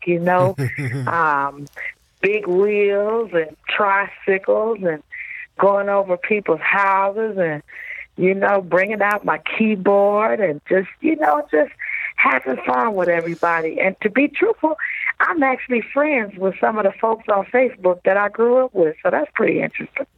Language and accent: English; Detroit, Michigan, United States; I grew up in Detroit, Michigan